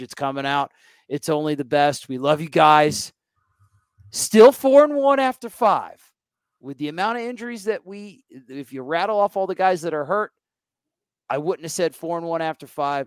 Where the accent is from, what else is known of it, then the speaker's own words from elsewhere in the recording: Florida, United States; I'm from Florida